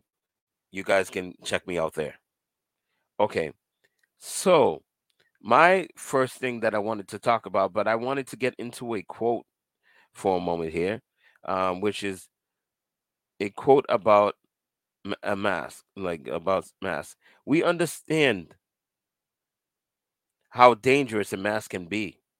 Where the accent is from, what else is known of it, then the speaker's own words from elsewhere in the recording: Cambridge, Massachusetts, United States; I was born in Cambridge, Massachusetts